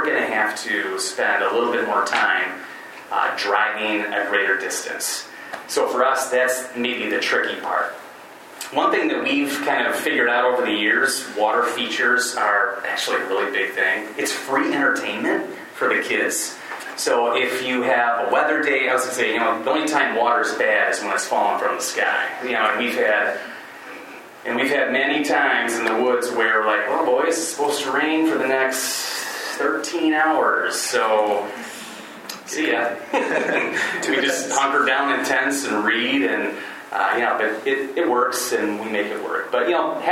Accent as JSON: {"language": "English", "region": "West Michigan", "country": "United States", "tie": "born or raised there", "also_born_or_lived": "Chicago area", "moved": "yes", "lives_now": "Chicago, United States", "said": "I grew up in West Michigan"}